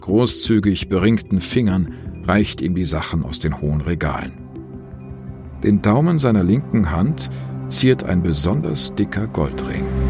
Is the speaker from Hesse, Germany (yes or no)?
no; Bonn, North Rhine-Westphalia, Germany; moved away; in meiner alten Heimatstadt Bonn